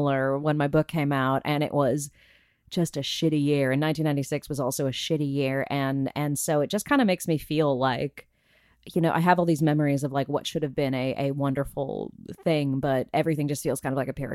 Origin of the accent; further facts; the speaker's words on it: Burbank, California, United States; my hometown of Burbank, California, about 20 minutes away